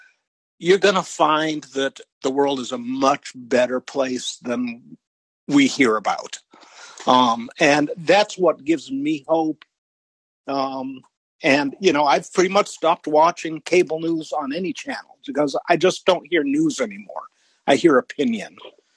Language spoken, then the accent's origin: English; Kansas, United States; also born or lived in Wisconsin / Texas; I live in a 200,000 person town on the central coast of California, but I grew up in Kansas and Wisconsin, and I've lived in Texas.